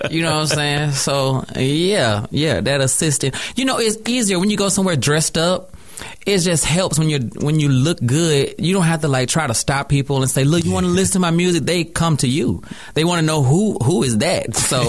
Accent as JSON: {"language": "English", "town": "College Park", "region": "Georgia", "country": "United States", "tie": "born or raised there", "also_born_or_lived": "Henry County, Georgia", "said": "I'm from Atlanta, Georgia. I'm an AT alien first."}